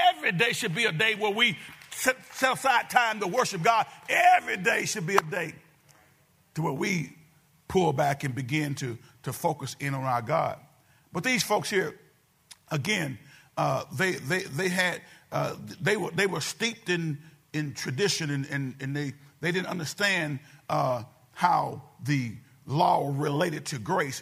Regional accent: United States

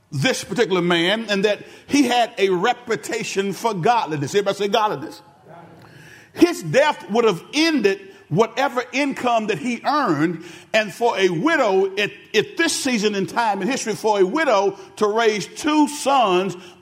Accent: Benton, United States; I'm from the town of Benton. I was from Benton before it was cool to be from Benton

